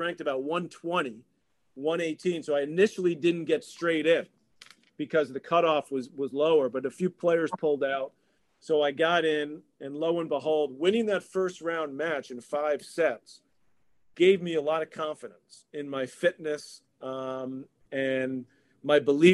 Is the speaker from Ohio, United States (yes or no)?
no; New York, United States; it's my hometown